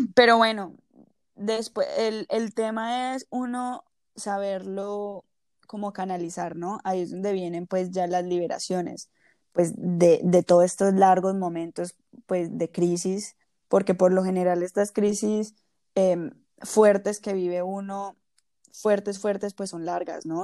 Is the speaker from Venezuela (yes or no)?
no; Colombia; moved away; Nacimos en Colombia, pero vivimos en diferentes lugares